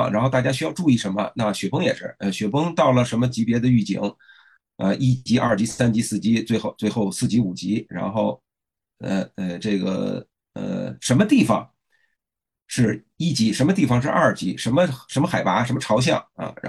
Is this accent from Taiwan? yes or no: no; China; 所以现在我们中国人正在深入那些以前的不毛之地